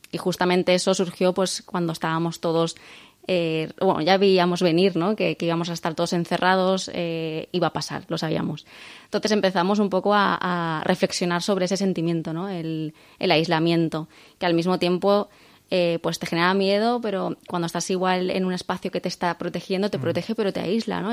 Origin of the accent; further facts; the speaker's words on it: Valencian Community, Spain; aunque somos españoles, somos valencianos